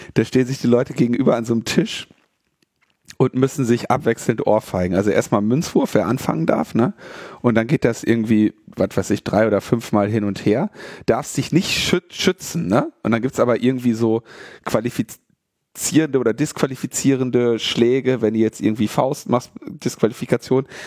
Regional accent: Berlin, Germany; wir als Berliner

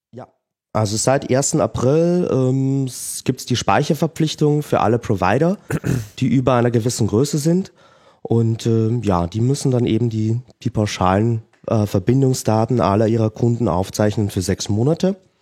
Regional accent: Austria; bei uns in Österreich

